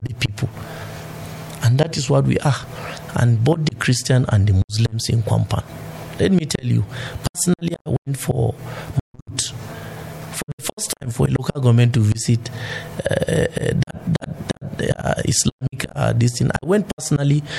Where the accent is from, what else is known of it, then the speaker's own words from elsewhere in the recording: Namu, Plateau, Nigeria; I'm from Namu